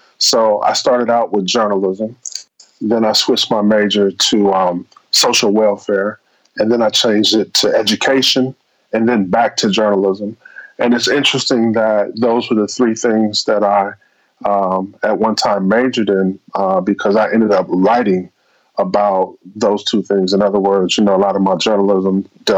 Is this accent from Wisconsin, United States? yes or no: yes; Milwaukee, Wisconsin, United States; in my hometown in Milwaukee